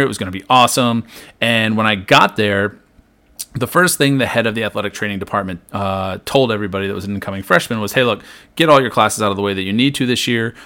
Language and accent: English; Maryland, United States; I grew up in Maryland here, right, uh, almost exactly halfway between Baltimore and D C.